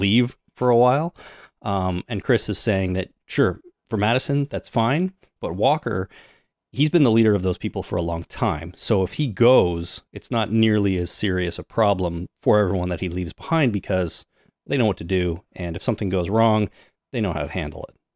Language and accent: English; Canada; I'm Canadian